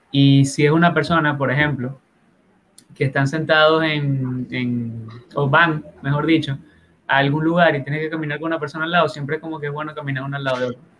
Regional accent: Dominican Republic; ya cuando tú empiezas como a, como buen dominicano a hacer hacer pantalla, pues, hacer aparataje.

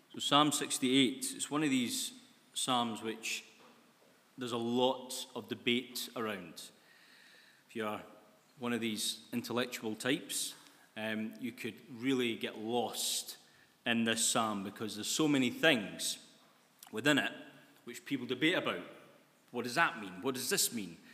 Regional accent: Scotland, United Kingdom; Being Scottish, new year is a big thing, and, uh, it's always been a big thing for us Scots people.

